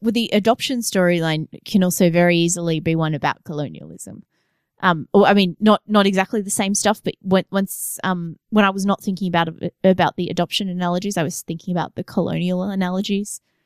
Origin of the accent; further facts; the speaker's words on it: Australia; I'm Australian